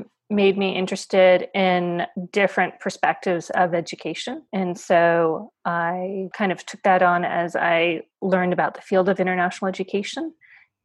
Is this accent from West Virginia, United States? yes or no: no; Berkeley, California, United States; also born or lived in Frankfurt, Germany / Hamburg, Germany / New York; being raised in Berkeley, California